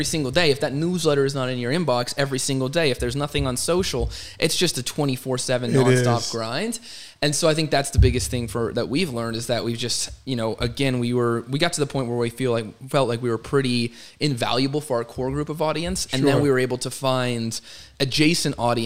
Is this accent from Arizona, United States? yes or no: yes; Arizona, United States; I was born and raised in Arizona